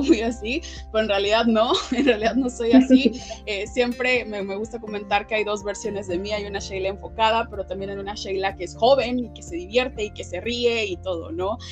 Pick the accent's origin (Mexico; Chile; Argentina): Mexico; also born or lived in Puebla; mujer eh, afromexicana